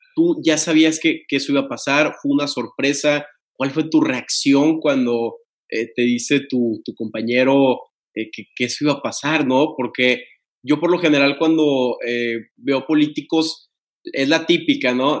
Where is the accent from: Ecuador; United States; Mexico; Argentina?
Mexico; Tampico, Tamaulipas; yo soy de Tampico